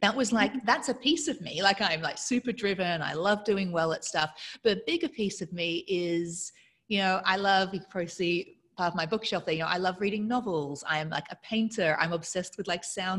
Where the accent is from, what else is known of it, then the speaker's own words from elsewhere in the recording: Australia; accent: weird accent; I grew up in Australia with an English father, a Mauritian, French-speaking Mauritian mother in a conservative town in Australia